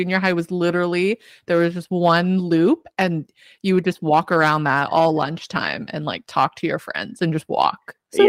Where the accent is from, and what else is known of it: Edmonton, Alberta, Canada; born or raised there